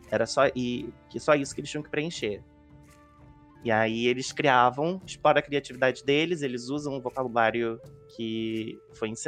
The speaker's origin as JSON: {"language": "Portuguese", "region": "Rio de Janeiro", "country": "Brazil", "also_born_or_lived": "Magé", "said": "Não, sou do Rio de Janeiro, eu moro em Magé"}